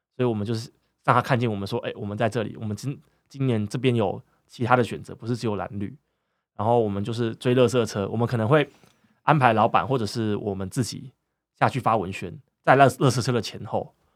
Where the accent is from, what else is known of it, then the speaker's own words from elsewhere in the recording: northern Taiwan, Taiwan; moved away as an adult; 我是北部人，那我到，那时候是到南，南部念书